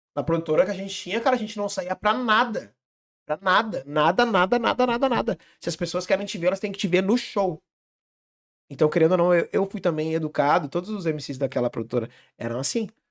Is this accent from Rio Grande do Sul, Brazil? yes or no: yes; Vale, Rio Grande do Sul, Brazil; Eu sou do Vale